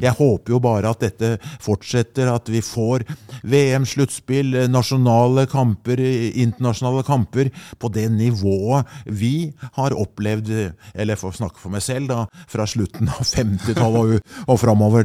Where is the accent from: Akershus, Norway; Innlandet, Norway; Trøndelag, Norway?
Akershus, Norway; Skedsmo; det begynte hjemme i Skedsmo